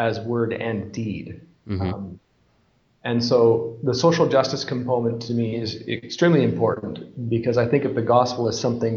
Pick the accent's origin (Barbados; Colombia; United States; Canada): Canada; moved away as an adult; also born or lived in Scotland; now in Bolivia; I'm from Canada